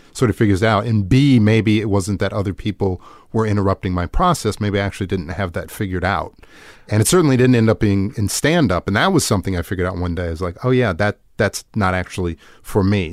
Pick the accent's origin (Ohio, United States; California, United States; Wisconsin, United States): Wisconsin, United States; just outside Milwaukee, small town in; moved away; I'm from a, a small town in Wisconsin, just outside Milwaukee